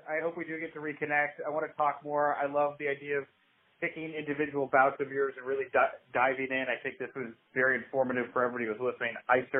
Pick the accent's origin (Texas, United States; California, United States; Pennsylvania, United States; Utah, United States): Texas, United States; Houston; moved away as an adult; now in Chicago, United States; I'm from Texas originally. I moved to Chicago like 15 years ago.